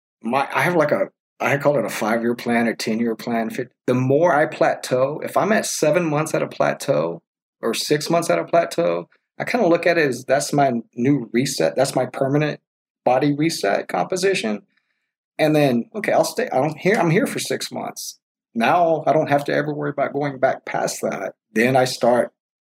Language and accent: English; Texas, United States; We're from Texas